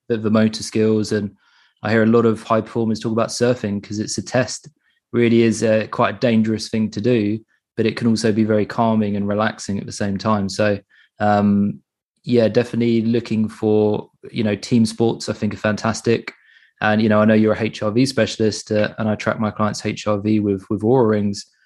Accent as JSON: {"language": "English", "region": "England", "country": "United Kingdom", "said": "I'm from England"}